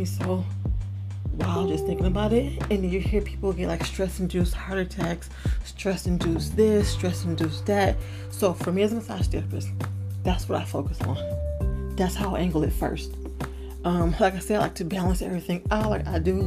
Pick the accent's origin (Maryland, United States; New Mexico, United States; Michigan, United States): Michigan, United States; Detroit; moved away as an adult; also born or lived in Los Angeles, California; I am from Detroit